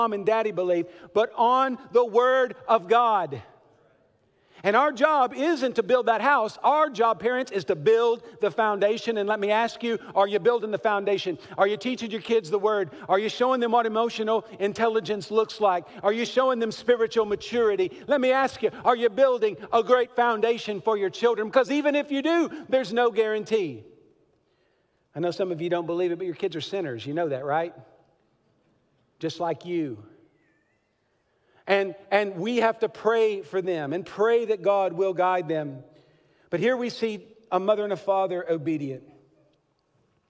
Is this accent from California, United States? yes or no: no; Kentucky, United States; accent: Southern; I was born in Kentucky